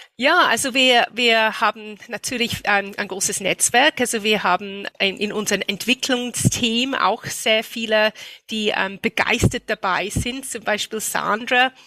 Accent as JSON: {"language": "German", "country": "United Kingdom", "second_language": "German", "moved": "as an adult", "lives_now": "Austria", "said": "ich komme aus Großbritannien"}